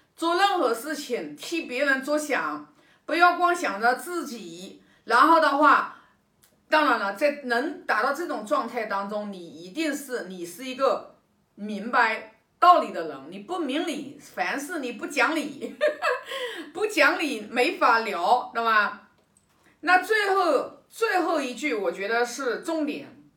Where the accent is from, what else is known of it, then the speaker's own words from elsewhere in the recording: China; 我们中国人都知道的